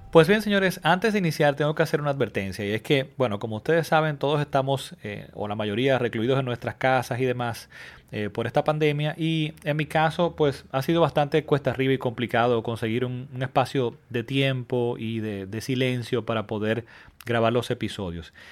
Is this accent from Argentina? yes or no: no; Dominican Republic; mi país. En República Dominicana